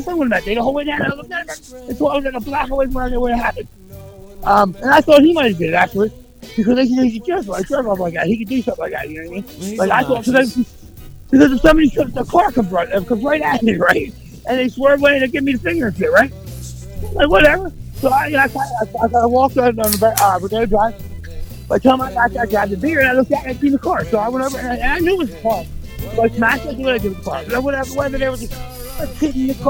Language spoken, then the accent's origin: English; Philadelphia, Pennsylvania, United States; I'm from Philly